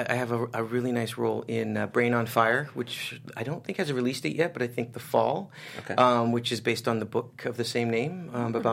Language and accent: English; England, United Kingdom; moved away; I'm originally from England